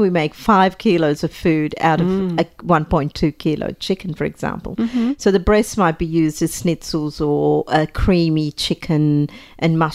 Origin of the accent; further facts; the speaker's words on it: Sri Lanka; moved away; I was, you know, growing up in Sri Lanka